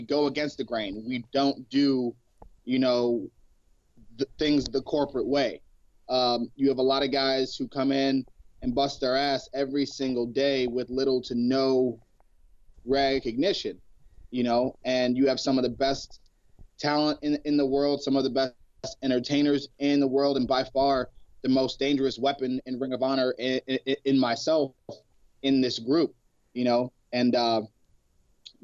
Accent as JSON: {"language": "English", "town": "Cleveland", "region": "Ohio", "country": "United States", "tie": "born or raised there", "said": "growing up in Cleveland, we used to hustle kids."}